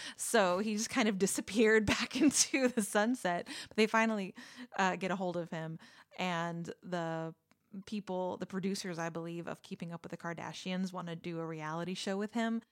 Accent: Texas, United States; I'm from Texas

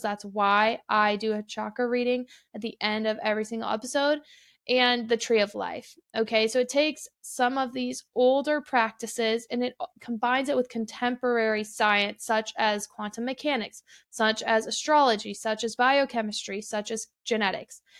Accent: Midwest, United States; now in Arizona, United States; I'm from the Midwest originally

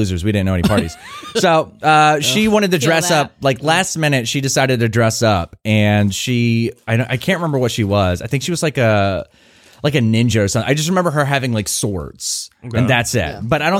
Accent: Portsmouth, Virginia, United States; So I grew up in Portsmouth. So it's like for listeners who don't know, it is a predominantly black community.

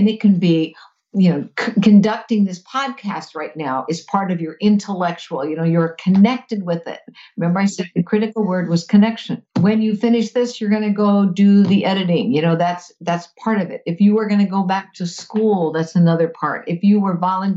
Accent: Fort Lauderdale, Florida, United States; as a kid, I grew up in South Florida, in Fort Lauderdale.

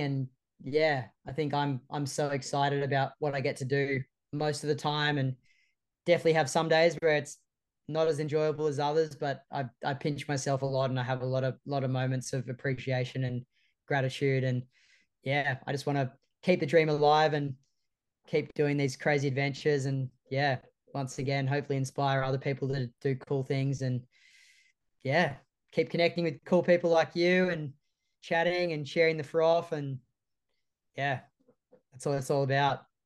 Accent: Sydney, New South Wales, Australia; the four of us growing up in Sydney's northern beaches

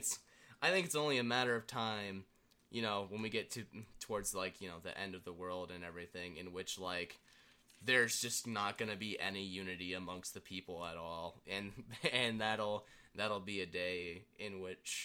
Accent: United States; as an American

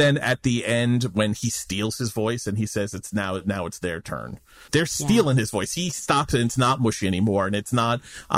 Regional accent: New York, United States; someone who lives in New York, and I grew up in New York in the 80s

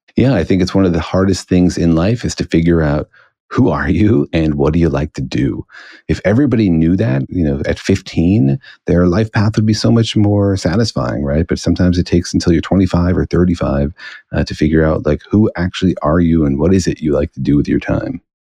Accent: Los Alamos, New Mexico, United States; I grew up in Los Alamos, New Mexico

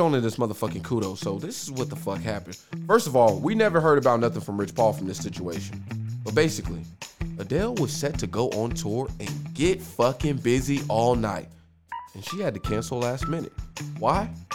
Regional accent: Oklahoma, United States; I'm from Oklahoma.

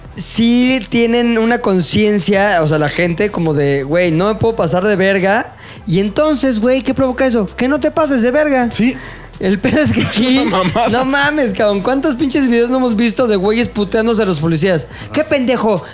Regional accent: Mexico; también como mexicanos

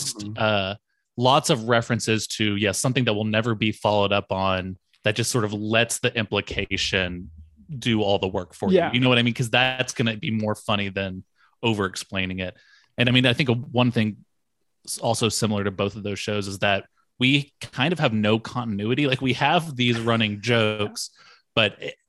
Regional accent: Dallas, Texas, United States; we're both from the Dallas area.

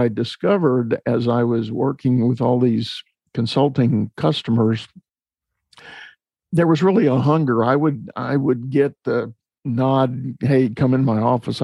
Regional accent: San Antonio, Texas, United States; I was growing up in San Antonio, Texas

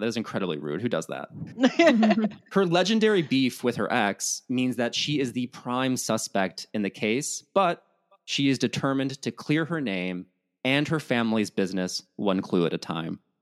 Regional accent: Midwest, United States; as a Midwesterner

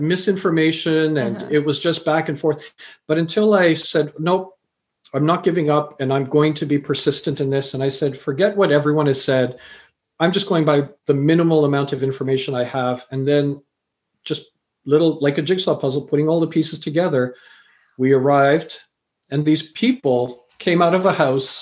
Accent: Canada; also born or lived in England / Fiji (parents) / India (grandparents); I was born in England, raised in Canada.

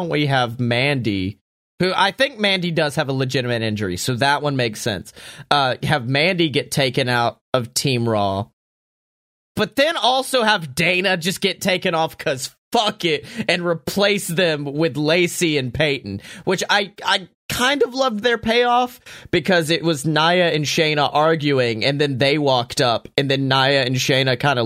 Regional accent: Scotland, United Kingdom; I'm from Scotland

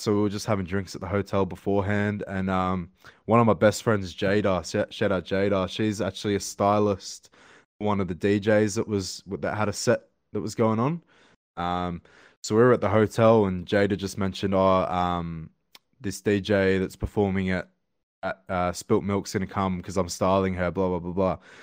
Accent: Sydney, New South Wales, Australia; I live, I'm from Sydney, Australia

